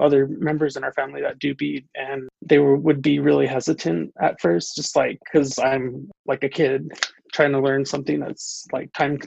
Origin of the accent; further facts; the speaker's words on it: Crow Indian Reservation, Lodge Grass, Montana, United States; I was born and raised here on the Crow Indian Reservation out here in La Trace, Montana